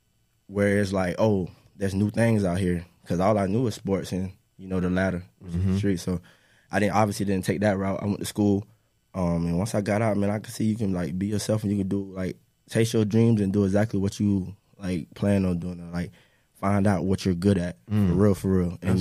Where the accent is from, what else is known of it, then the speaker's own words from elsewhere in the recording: Eustis, Florida, United States; I'm from Eustis, Florida.